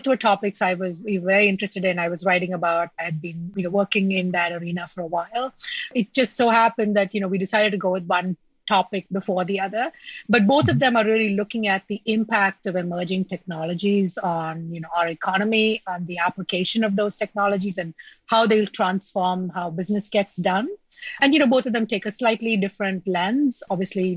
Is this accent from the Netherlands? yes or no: no; India; moved away; I grew up in India